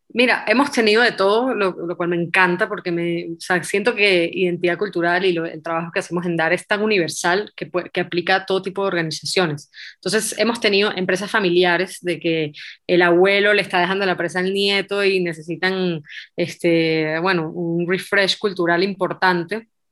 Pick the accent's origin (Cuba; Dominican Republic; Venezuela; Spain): Venezuela; moved away as an adult; also born or lived in Israel / Mexico; Yo crecí en Venezuela